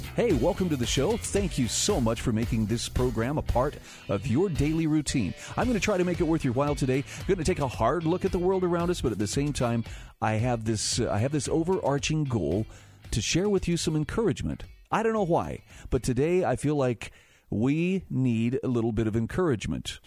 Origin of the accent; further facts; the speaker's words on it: Utah, United States; my home state of Utah